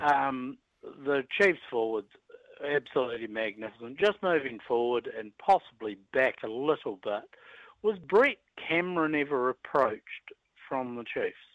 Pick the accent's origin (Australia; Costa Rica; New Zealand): New Zealand; Pukekohe, Auckland; I'm a from Pukekohe